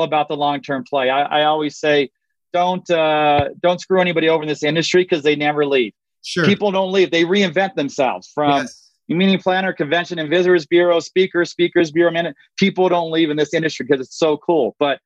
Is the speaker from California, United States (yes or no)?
yes; Southern California, United States; I'm from Southern California